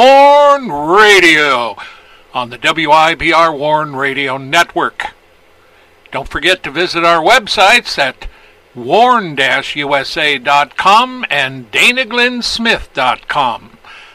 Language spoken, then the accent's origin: English; Wyoming, United States; growing up in Wyoming, in another portion of Wyoming.